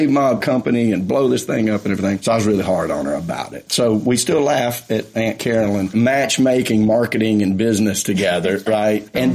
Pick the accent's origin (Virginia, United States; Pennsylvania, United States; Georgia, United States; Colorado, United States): Georgia, United States; Atlanta; I had an office in my hometown of Atlanta in the suburbs